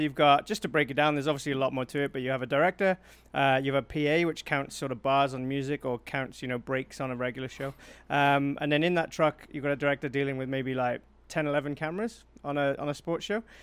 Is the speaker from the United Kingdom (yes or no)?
yes; South Wales, United Kingdom; accent: Welsh; now in Manitoba, Canada; I'm from South Wales